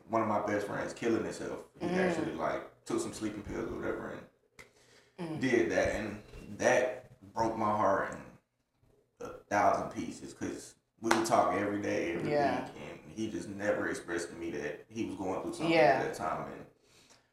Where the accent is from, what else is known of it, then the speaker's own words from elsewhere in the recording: Atlanta, Georgia, United States; I'm from the south side of Atlanta. Grew up on Exit 66